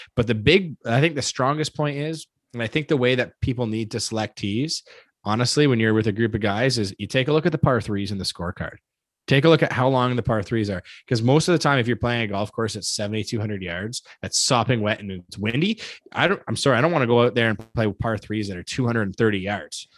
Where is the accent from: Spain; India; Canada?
Canada; I'm proud to be Canadian. I'm Canadian.